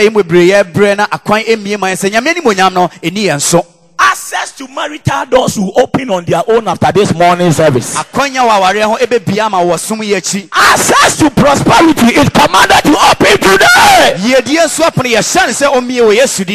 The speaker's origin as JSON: {"language": "English", "region": "Ashanti", "country": "Ghana", "tie": "born or raised there", "said": "a typical Ashanti man that comes from my hometown"}